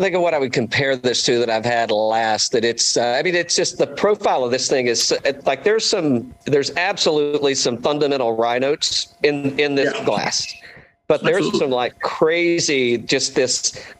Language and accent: English; East Tennessee, United States; I'm originally from East Tennessee too.